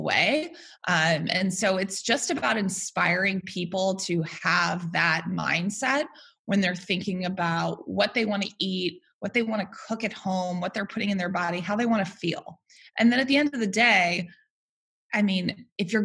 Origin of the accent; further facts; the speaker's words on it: Worcester, Massachusetts, United States; now in New York City, United States; I am a New York City resident. I am from Worcester, Massachusetts